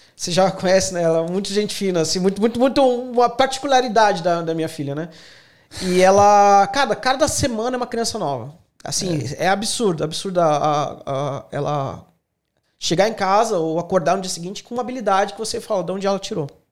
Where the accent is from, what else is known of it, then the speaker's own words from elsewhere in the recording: Santos, São Paulo, Brazil; moved away as an adult; also born or lived in Canoinhas, Santa Catarina; now in Australia; Eu sou natural de Santos, São Paulo.